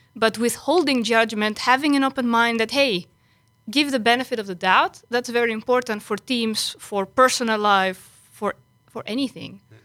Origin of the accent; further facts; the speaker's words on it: Greece; moved away as an adult; now in Netherlands; I came originally from Greece